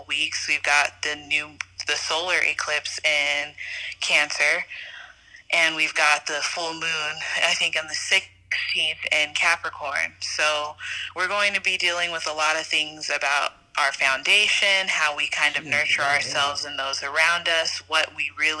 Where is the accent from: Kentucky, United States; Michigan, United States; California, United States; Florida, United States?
California, United States; San Diego; I'm from San Diego, California